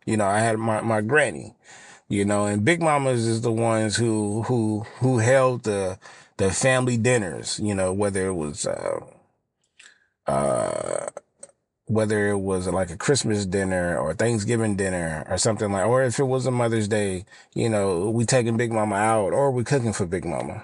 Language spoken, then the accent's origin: English; Los Angeles, California, United States; I'm from South L